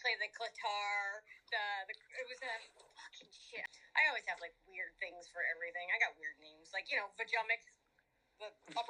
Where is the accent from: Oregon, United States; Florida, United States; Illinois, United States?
Florida, United States; Cape Coral; I'm 18 from Cape Coral, Florida, in Fort Lauderdale.